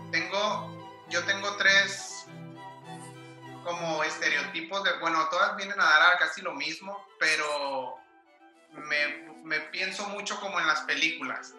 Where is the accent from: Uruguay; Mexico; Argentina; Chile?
Mexico; siendo mexicano